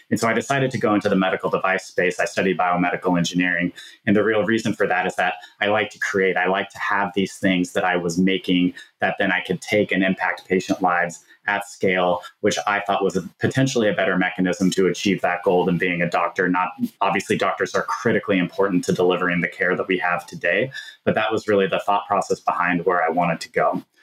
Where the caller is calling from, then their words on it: Minneapolis, Minnesota, United States; I live in beautiful Minneapolis, Minnesota, and we're recording this in October